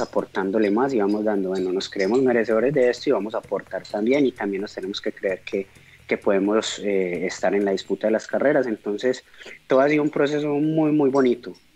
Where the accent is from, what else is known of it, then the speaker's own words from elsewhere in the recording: Colombia; uno como buen colombiano